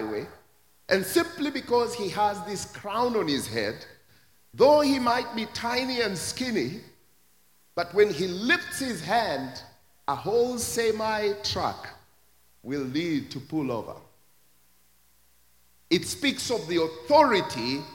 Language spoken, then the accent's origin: English; Kenya; my own country, Kenya